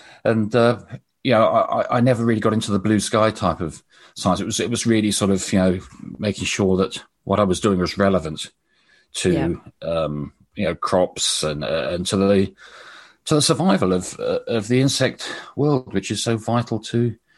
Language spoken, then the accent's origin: English; Brighton, South East England, United Kingdom; born there; But I was born in Sussex, in Brighton, and I had a fascination with insects right from my earliest age.